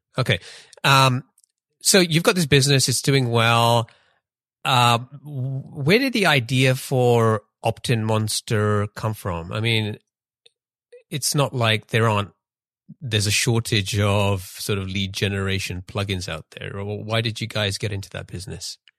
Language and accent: English; London, United Kingdom; also born or lived in Pakistan / Denmark; I grew up in, I grew up in London